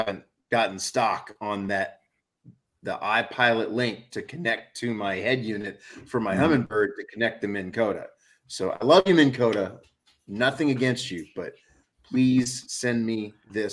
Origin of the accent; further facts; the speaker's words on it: New Orleans, Louisiana, United States; now in Northeast, United States; I grew up that way in New Orleans